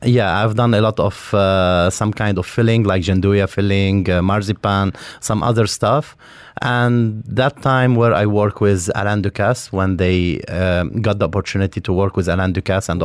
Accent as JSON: {"language": "English", "town": "Beirut", "region": "Beirut Governorate", "country": "Lebanon", "tie": "born or raised there", "moved": "yes", "lives_now": "Dubai, United Arab Emirates", "said": "I'm from Lebanon, from Beirut. Um, I lived in an area called uh, Mazra. It's uh, it's in the middle of Beirut."}